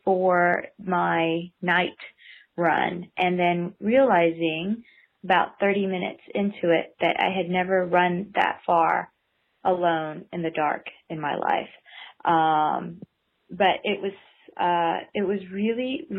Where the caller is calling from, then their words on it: Sammamish, Washington, United States; I'm calling from Sammamish or Seattle, Washington.